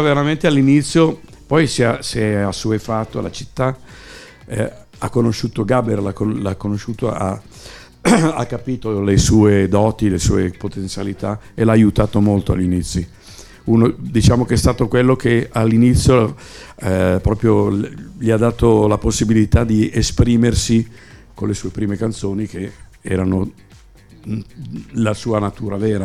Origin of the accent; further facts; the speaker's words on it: Milan, Lombardy, Italy; sono milanese, mia mamma parlava solo dialetto.